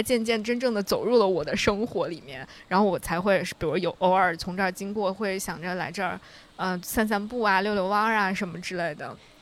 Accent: Central Plains, China; now in Beijing, China; 我作为一个出生在中原的孩子

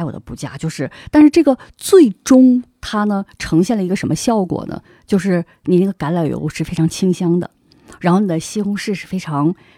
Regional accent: Harbin, Heilongjiang, China; moved away as an adult; also born or lived in Barcelona, Spain; 我们都是哈尔滨人

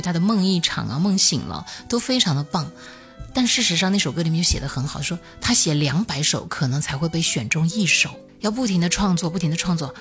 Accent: hometown next to Shuangfeng County, Hunan, China; 家有一个旁边县叫双峰县

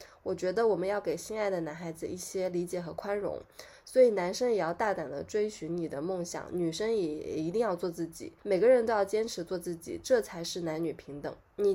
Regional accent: China; 就所谓就我们中国人又创了一个节日，就五二零我爱你

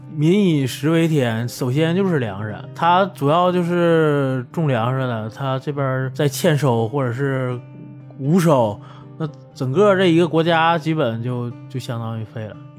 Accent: Northeast China, China; moved away as an adult; also born or lived in Beijing; 我是东北人

